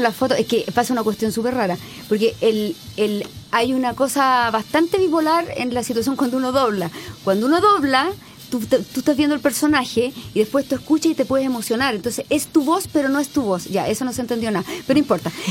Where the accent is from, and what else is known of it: Chile